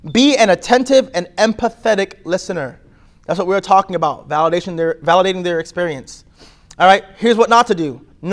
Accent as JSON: {"language": "English", "town": "New York City", "region": "New York", "country": "United States", "tie": "born or raised there", "said": "I'm from New York."}